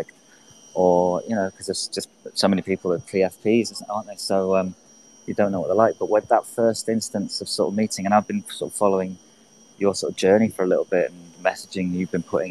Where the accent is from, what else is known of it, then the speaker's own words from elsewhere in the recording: England, United Kingdom; moved away as an adult; now in Venice Beach, United States; I'm from England, but I've been living in Venice for 7 years